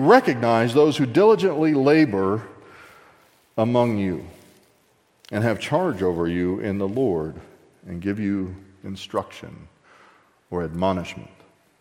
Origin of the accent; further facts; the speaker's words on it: Texas, United States; I was raised in Texas